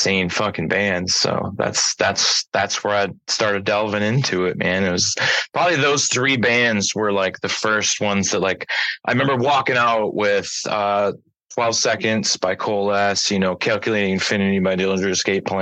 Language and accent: English; Bay City, Michigan, United States; I'm born and raised in Bay City, Michigan.